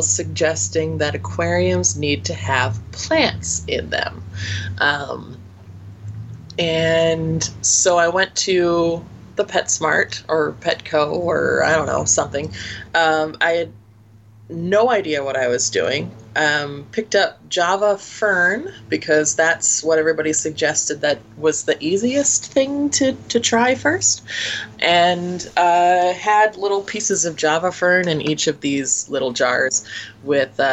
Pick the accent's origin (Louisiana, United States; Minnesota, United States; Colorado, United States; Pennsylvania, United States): Minnesota, United States; Minneapolis; accent: Minnesotan; I grew up in the Twin City area, wherein the Minnesota accent is not quite as strong